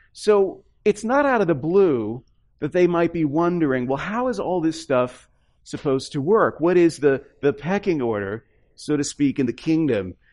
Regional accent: the South, United States; moved away; also born or lived in upper Midwest; I come from the South

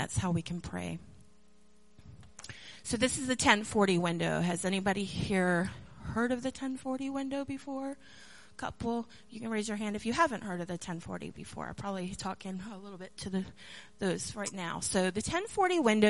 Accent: Maryland, United States; now in North Carolina, United States; I grew up in Maryland

